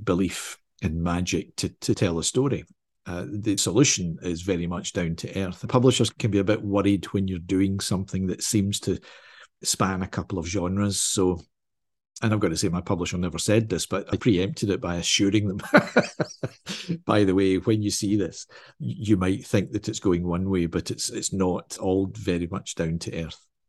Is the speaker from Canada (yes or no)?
no; Glasgow, Scotland, United Kingdom; because I'm Scottish, because I'm in Scotland